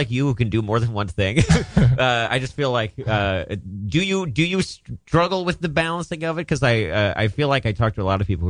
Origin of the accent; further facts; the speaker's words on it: Maryland, United States; Western Maryland.